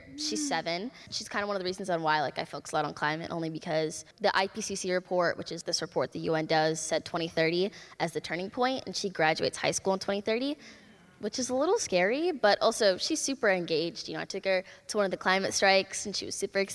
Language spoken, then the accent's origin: English; Minneapolis, Minnesota, United States; I'm from Minneapolis, Minnesota.